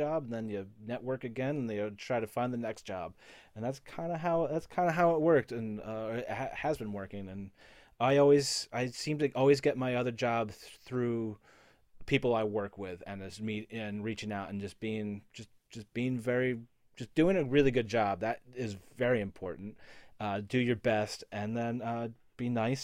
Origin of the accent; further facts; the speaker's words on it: Connecticut, United States; moved away as an adult; also born or lived in Glen Ridge, New Jersey; now in Los Angeles, United States; I moved up to Connecticut